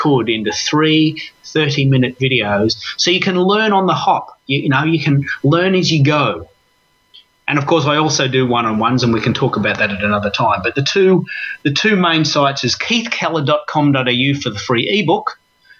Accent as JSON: {"language": "English", "country": "Australia", "said": "I'm an Aussie"}